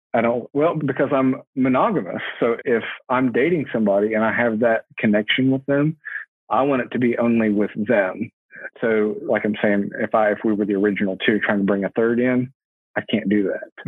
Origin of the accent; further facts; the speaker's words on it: Huntington, West Virginia, United States; I'm from Huntington. I live in between the two biggest cities in West Virginia, Charleston and Huntington. So I'm, I'm directly in the middle of there and I've been here all my life.